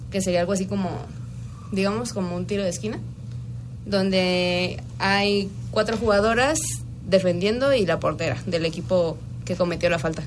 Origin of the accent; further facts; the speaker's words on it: Guanajuato, Mexico; soy de Guanajuato